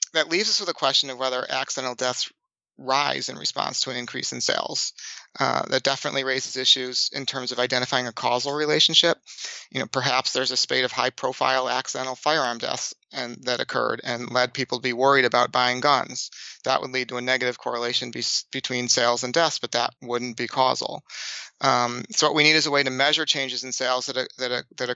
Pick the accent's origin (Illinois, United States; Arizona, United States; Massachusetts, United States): Massachusetts, United States; Boston; I'm from Boston